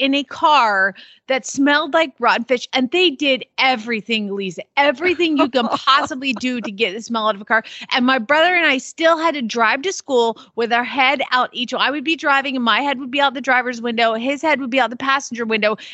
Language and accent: English; Atlanta, Georgia, United States; I grew up in Atlanta